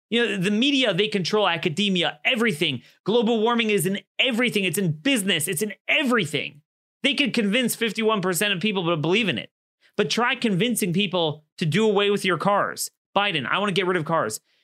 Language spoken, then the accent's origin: English; Baltimore County, Maryland, United States; Baltimore County, I'm just picking my hometown